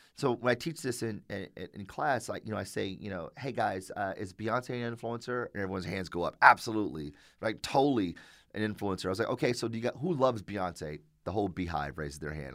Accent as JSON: {"language": "English", "town": "Detroit", "region": "Michigan", "country": "United States", "tie": "born or raised there", "said": "born and raised in Detroit, went to public schools my entire life"}